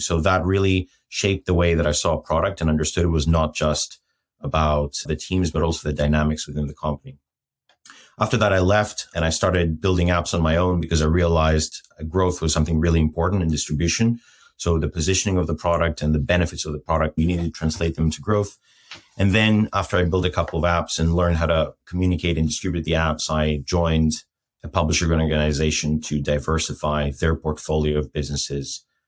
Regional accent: Athens, Attica, Greece; moved away as an adult; also born or lived in Lapland; I'm Greek, first of all. So I was born and raised in Athens till when I was 20

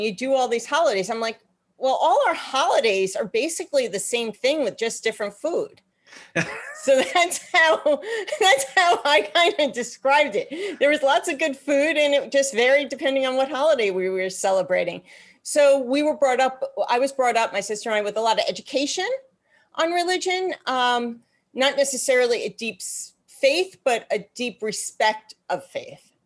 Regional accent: New York, United States; also born or lived in Boston; I grew up in New York. I'm actually born and bred New Yorker

